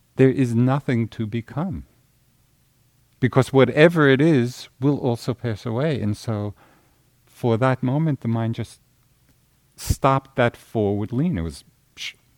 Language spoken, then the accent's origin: English; Central Massachusetts, United States; I'm from Central Mass.